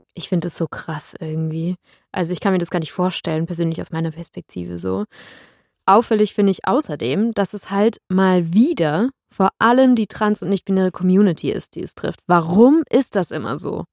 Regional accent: Germany; bei uns in Deutschland

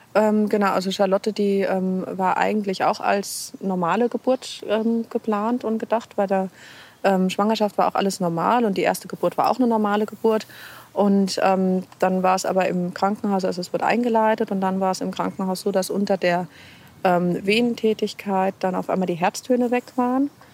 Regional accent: Hesse, Germany; moved away as an adult; now in Regensburg, Germany; Ich komme eigentlich aus Hessen und bin dann eben vor acht Jahren nach Regensburg gekommen

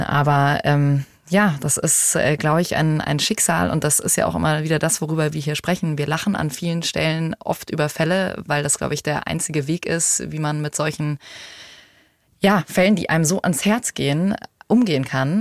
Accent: Germany; hier bei uns in Deutschland

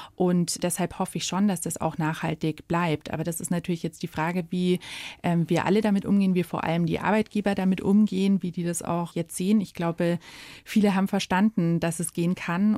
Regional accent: Munich, Bavaria, Germany; Ich bin ein gebürtiges Münchner Kindel und das auch im Herzen.

